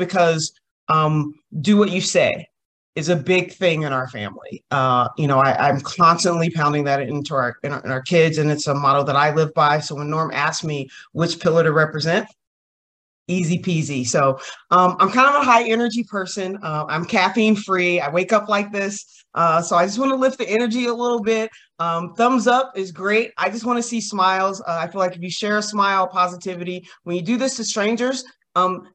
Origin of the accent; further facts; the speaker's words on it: Kentucky, United States; I'm from Kentucky